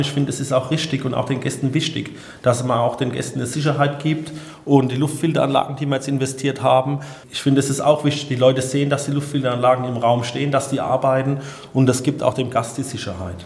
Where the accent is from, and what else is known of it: Odenwald, Hesse, Germany; born or raised there